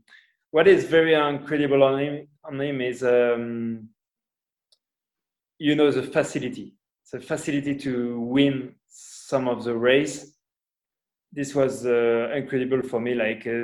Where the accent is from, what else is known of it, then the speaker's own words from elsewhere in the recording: Portugal; English is a second language; also born or lived in Spain; I'm from Portugal where my mom was born